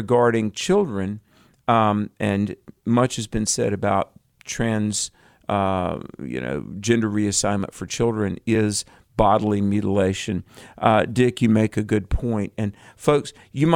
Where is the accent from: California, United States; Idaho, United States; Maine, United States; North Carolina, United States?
North Carolina, United States; from my home state of North Carolina